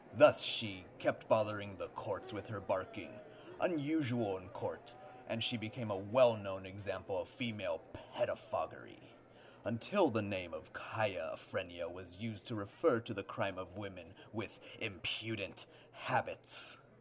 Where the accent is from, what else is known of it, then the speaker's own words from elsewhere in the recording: California, United States; I love being a Californian